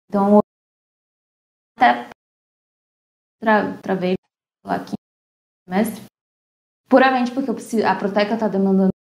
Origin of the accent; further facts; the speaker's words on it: Brasília, Federal District, Brazil; eu sou de Brasília